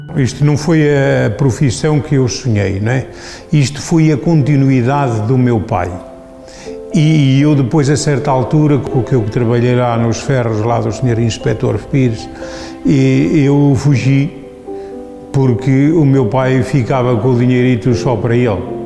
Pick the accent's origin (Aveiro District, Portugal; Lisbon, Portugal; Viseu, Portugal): Viseu, Portugal; Silgueiros; Sou de Silgueiros e adoro a minha profissão